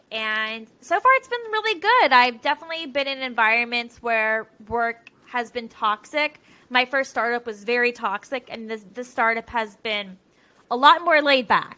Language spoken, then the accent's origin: English; Richmond, Virginia, United States; moved away as an adult; now in Portland, United States; I was born and raised in Richmond, Virginia